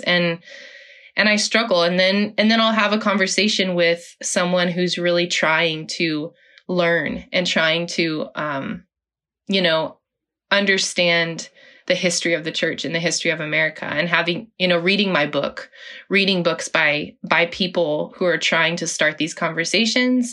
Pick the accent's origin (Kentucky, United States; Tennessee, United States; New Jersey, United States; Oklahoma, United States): Oklahoma, United States; I was born in Oklahoma, grew up in Oklahoma